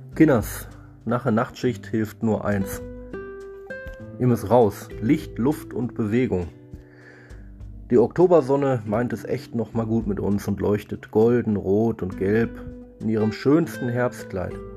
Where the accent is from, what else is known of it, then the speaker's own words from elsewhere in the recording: Ruhr area, North Rhine-Westphalia, Germany; Sonntag ist bei uns im Pott immer Familientag